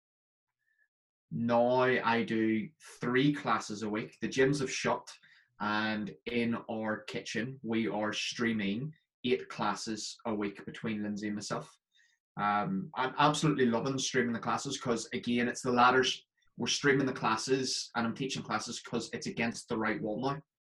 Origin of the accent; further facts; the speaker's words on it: Northern Ireland, United Kingdom; now in Scotland, United Kingdom; It's because I'm from Northern Ireland, but I live in Scotland, and my mates constantly tell me that my accent's changed slightly.